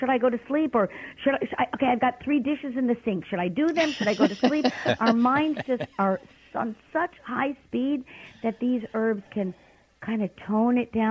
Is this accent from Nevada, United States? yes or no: no; New York City, New York, United States; I'm from Brooklyn